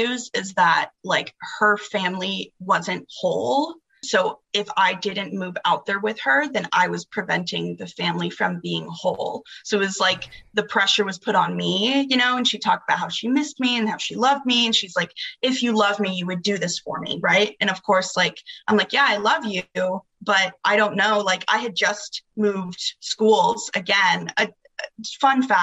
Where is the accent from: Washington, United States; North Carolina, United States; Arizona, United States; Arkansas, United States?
Arizona, United States; I'm from Arizona. My mom lived here in Arizona up until I was the age of 9